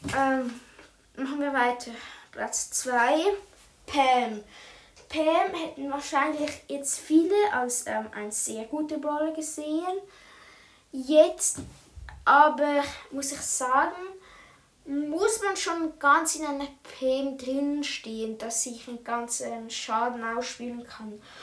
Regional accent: Switzerland; ich komme ja aus der Schweiz

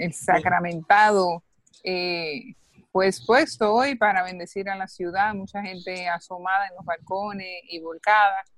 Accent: Dominican Republic

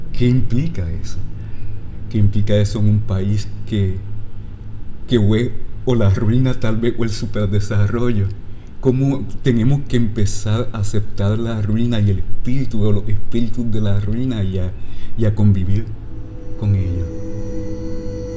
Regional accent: Lajas, Puerto Rico; yo crecí en una casa en Lajas, que es la casa de mis bisabuelos

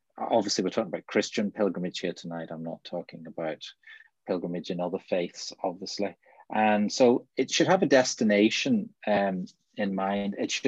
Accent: Bangor, Northern Ireland, United Kingdom; moved away as an adult; also born or lived in Northampton / West Yorkshire / Manchester; now in Mallow, Ireland; So yeah, I grew up in Bangor, and I've lived in, trained in Northampton, and I've lived in West Yorkshire and Manchester, and I'm now living in County Cork in a village outside Mallow, which is a nice little market town in North Cork

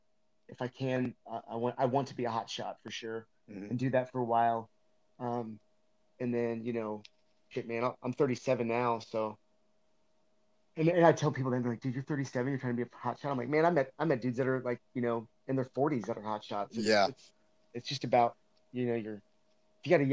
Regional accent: Northern Kentucky, United States; moved away; I grew up in Northern Kentucky, which is right across the river from Cincinnati, Ohio

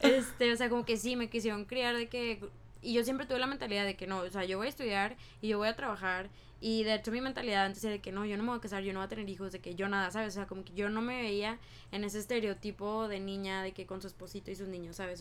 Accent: Mexico; now in United States; De que en Estados Unidos, de que soy inmigrante, ¿no? De que soy mexicana

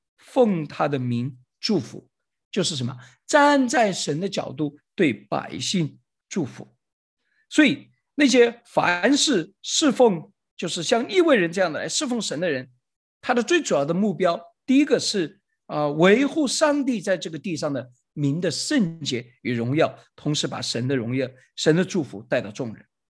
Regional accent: China; 实际上就相当于我们中国人说千千万万次一样

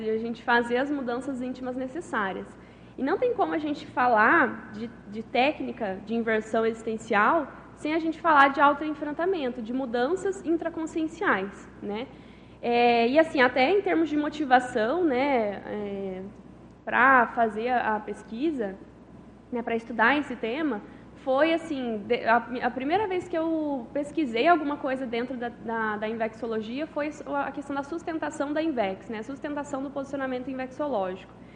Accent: Conceição dos Ouros, Minas Gerais, Brazil; moved away as an adult; now in Foz do Iguaçu, Brazil; eu sou natural de Conceição dos Ouros, Minas Gerais

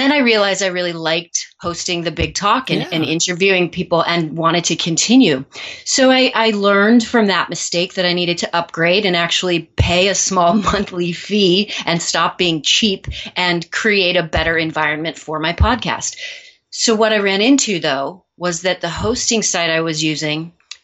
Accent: Missouri, United States; now in New York City, United States; Well, I am from Missouri. I moved to New York City many years ago to pursue a career in the performing arts.

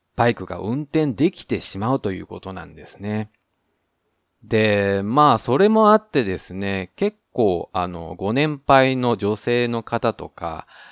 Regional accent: Japan; now in Taiwan; 台湾の彼と日本の僕台湾人パートナーを持つ日本人

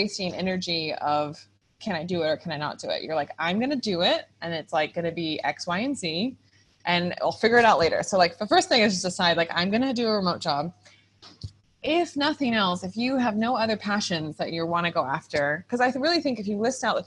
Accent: California, United States; moved away as an adult; also born or lived in Costa Rica; I'm from California, startup-y, a go-getter

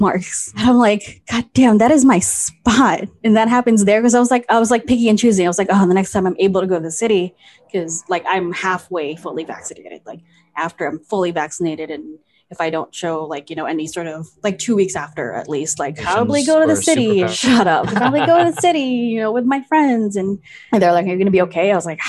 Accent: Philippines; oh, I'm Filipino.

